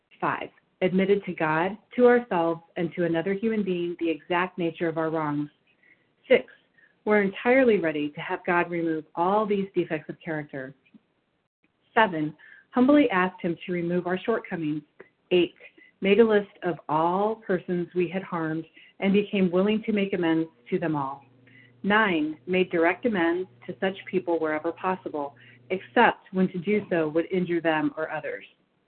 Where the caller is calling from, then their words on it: Batavia, Illinois, United States; I'm calling in from Batavia, Illinois.